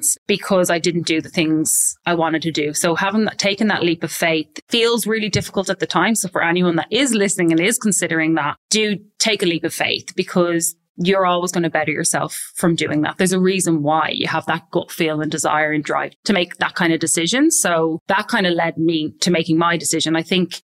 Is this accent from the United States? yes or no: no; Ireland; moved away as an adult; also born or lived in London; now in Sydney, Australia; I'm obviously Irish